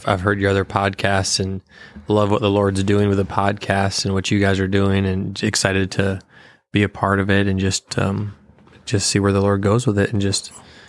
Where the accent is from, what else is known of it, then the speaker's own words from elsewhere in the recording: Paw Paw, Michigan, United States; moved away; Born and raised in Michigan.